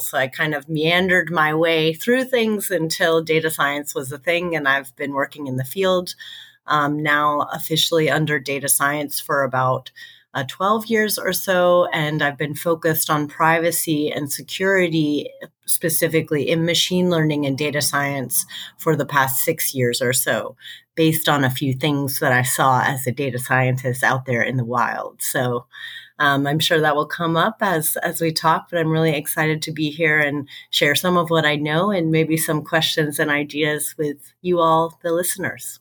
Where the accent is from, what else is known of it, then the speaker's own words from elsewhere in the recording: United States; we're both American.